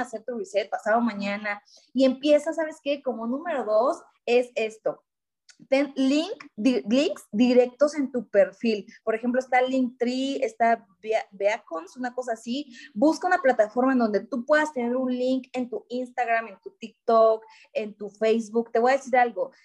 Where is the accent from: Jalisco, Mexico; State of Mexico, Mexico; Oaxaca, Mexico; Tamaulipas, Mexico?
Oaxaca, Mexico; soy de Oaxaca, orgullosamente oaxaqueña